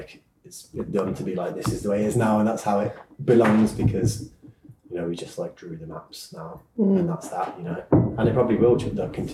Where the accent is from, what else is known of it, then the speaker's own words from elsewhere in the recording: United Kingdom; being British